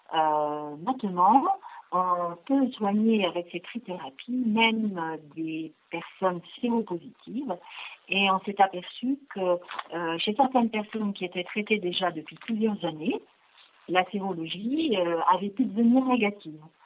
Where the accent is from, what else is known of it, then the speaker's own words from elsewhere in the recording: Le Mans, Pays de la Loire, France; nous sommes originaires du Mans, euh, mes collègues et moi-même